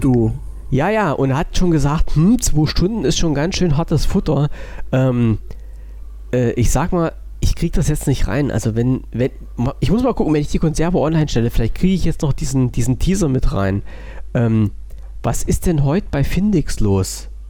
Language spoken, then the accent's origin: German; East Germany, Germany; ich als gebürtiger Ossi